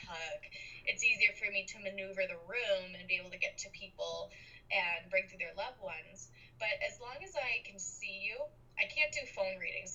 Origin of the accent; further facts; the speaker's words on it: Boston, Massachusetts, United States; now in Los Angeles, United States; I was born and raised in Boston, Massachusetts, and I now live in Los Angeles, California.